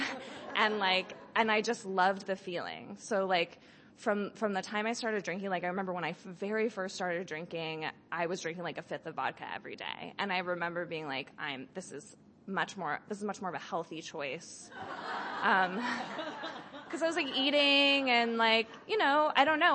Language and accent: English; Berkeley, California, United States; I grew up in Berkeley